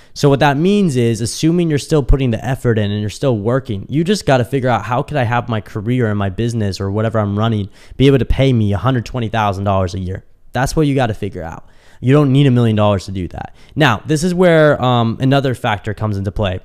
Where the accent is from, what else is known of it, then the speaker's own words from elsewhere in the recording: Kansas City, United States; moved away as an adult; also born or lived in Dallas; now in Miami, United States; when I moved out of my parents' house, I moved from Kansas City to Dallas.